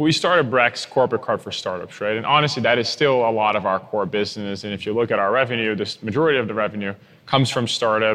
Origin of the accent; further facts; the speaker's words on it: Brazil; moved away as an adult; now in United States; born and raised in Brazil